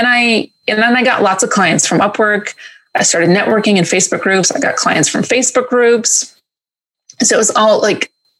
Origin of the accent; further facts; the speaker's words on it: Greece; moved away as an adult; also born or lived in New York; now in England; So my family's actually from Greece. So I was born in New York and I left when I was 11 and we moved to Greece. And I spent high school there.